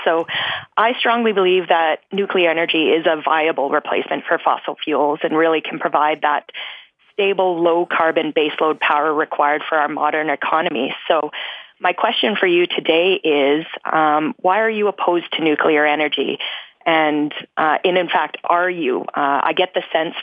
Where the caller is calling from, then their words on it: Saskatoon, Saskatchewan, Canada; I'm calling from Saskatoon, Saskatchewan.